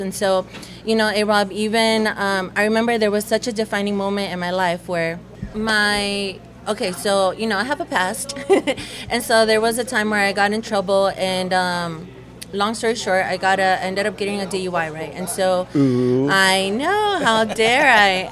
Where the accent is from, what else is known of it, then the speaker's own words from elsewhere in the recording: United States; English is a second language; also born or lived in El Salvador; I came back, didn't know the language